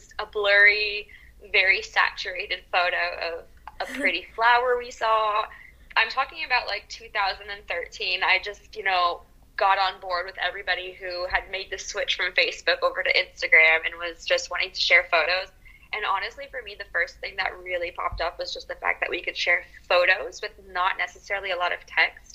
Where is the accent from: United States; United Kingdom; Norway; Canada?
United States; Portland, Oregon; accent: American; moved away as an adult; also born or lived in Dijon, France; now in France; I grew up in Portland, Oregon, but I have been spending the last 13 years living in France.